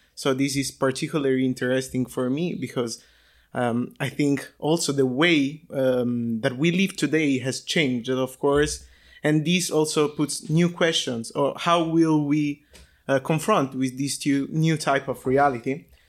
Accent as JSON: {"language": "English", "region": "Tuscany", "country": "Italy", "moved": "as an adult", "said": "I come from Italy, uh, from a, a countryside of a small town. in Tuscany"}